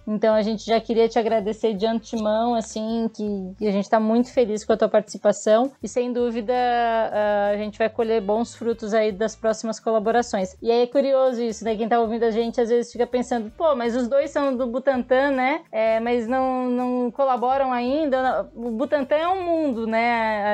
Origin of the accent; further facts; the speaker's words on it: Imbituba, Santa Catarina, Brazil; moved away; also born or lived in São Paulo; Eu sou de Imbituba, eu sou de uma cidade vizinha de Tubarão